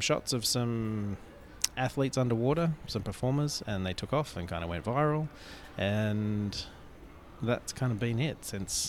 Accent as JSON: {"language": "English", "country": "Australia", "also_born_or_lived": "New Zealand", "moved": "yes", "lives_now": "Los Angeles, United States", "said": "I was living in New Zealand. I'm from Australia originally."}